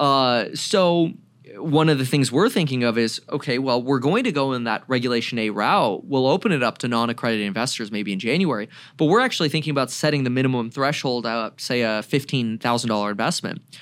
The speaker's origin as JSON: {"language": "English", "area": "Broward County", "region": "Florida", "country": "United States", "tie": "born or raised there", "also_born_or_lived": "Germany", "moved": "yes", "lives_now": "Ventura County, California, United States", "said": "I grew up in Broward County, Florida"}